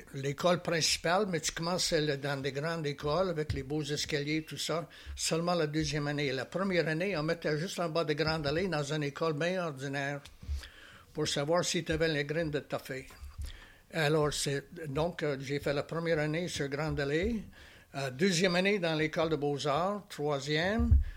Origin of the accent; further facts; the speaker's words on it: Alberta, Canada; moved away as an adult; now in Charlevoix, Canada; je viens de l'Ouest canadien